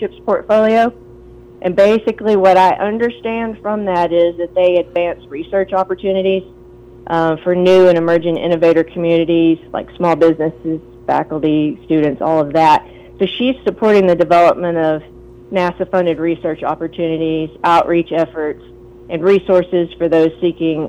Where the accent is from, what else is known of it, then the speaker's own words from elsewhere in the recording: Morrilton, Arkansas, United States; I'm born and raised in Morrilton